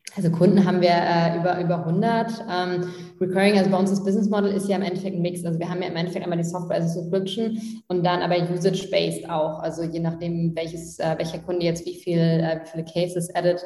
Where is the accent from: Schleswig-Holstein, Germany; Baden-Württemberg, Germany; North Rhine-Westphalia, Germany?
Schleswig-Holstein, Germany; Tastrup; Tastrup heißt das. Das sind so 400, 500 Einwohner. Ähm, das ist so fünf Kilometer vor Flensburg. Und ähm, genau, wir sind wirklich so zusammen in die Krabbelgruppe, Kindergarten